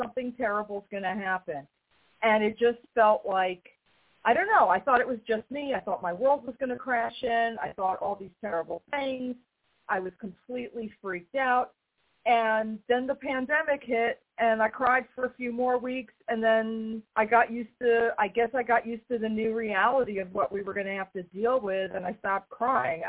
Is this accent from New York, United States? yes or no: yes; New York, United States; being from New York, having grown up in the town near him